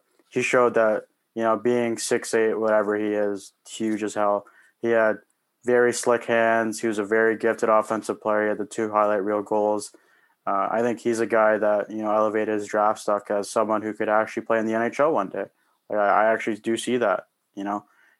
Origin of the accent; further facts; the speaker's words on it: Canada; as a Canadian